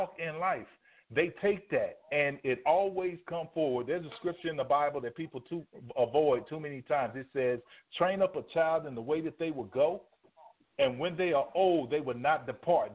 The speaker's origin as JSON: {"language": "English", "town": "Dallas", "region": "Texas", "country": "United States", "lives_now": "Houston, United States", "said": "Right now, I'm in Houston. I'm from Dallas"}